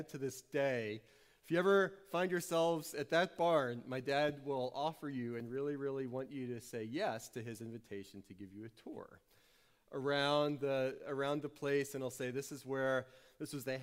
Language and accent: English; New Orleans, Louisiana, United States; So I grew up in New Orleans, but every summer we would go back up to Western PA